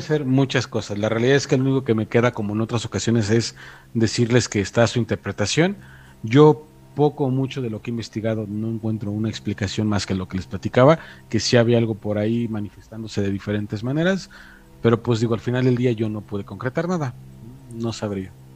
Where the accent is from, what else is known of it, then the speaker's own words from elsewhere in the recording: Mexico; moved away; precisamente detrás de lo que es mi municipio, por ahí más o menos hacia las cercanías de los arcos del Padre Tembleque o los arcos de Zempoala